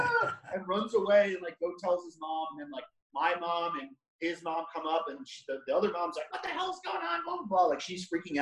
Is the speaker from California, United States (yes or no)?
no; Long Island, New York, United States; I'm from Long Island, so like I live a mile away from the North Shore